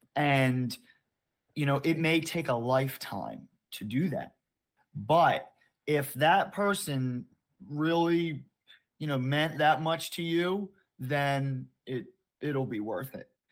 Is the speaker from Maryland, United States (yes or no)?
yes; Baltimore, Maryland, United States; I grew up in Baltimore, Maryland